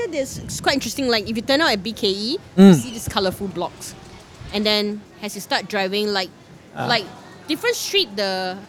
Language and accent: English; Singapore; I grew up in Clementi.